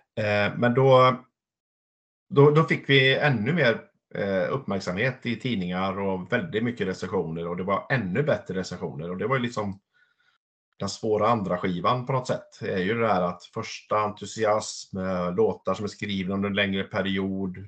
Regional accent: Larv, Västra Götaland, Sweden; min födelseort Larv utanför Vara

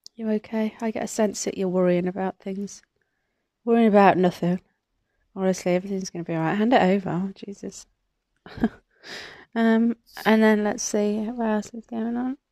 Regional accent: Midlands, United Kingdom; I'm from the Midlands.

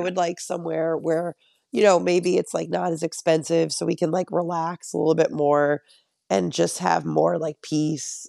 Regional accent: Connecticut, United States; moved away as an adult; now in Long Island, United States; I'm from Connecticut

